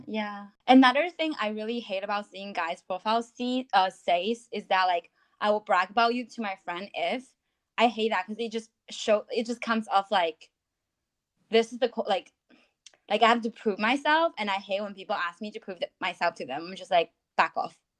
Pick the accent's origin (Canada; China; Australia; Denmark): China; moved away as an adult; also born or lived in United States / New York City; now in London, United Kingdom; I was born and raised in China